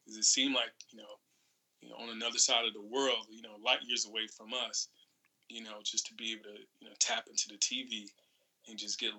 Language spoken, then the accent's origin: English; Florence, South Carolina, United States; moved away as an adult; growing up in Florence, I have a huge family.